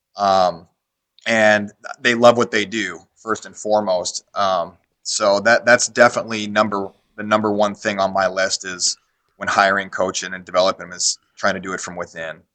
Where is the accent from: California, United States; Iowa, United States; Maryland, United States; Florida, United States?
Iowa, United States; Davenport; now in Iowa City, United States; We moved down to Davenport, Iowa, which was my hometown growing up